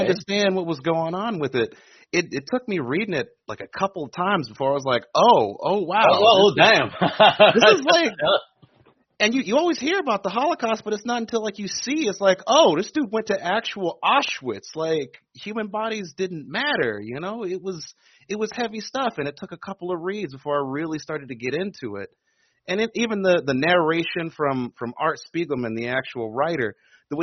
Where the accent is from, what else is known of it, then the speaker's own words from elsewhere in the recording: Prince George's County, outside Washington D.C., Maryland, United States; I'm right outside of Washington D.C. So, I Prince George's County